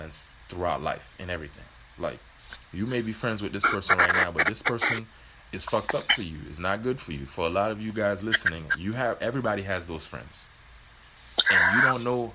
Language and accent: English; Miami, Florida, United States; moved away; I grew up in Miami.